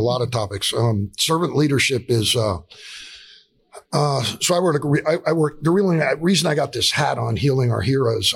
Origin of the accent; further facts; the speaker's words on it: South Florida, United States; We're both from South Florida.